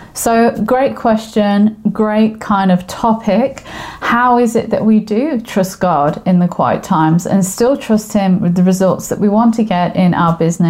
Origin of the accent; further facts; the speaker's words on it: England, United Kingdom; now in Australia; I am from England. I sound funny because I'm now living in Australia and the language and accents have mixed together. So this is a blurb of English goodness for you.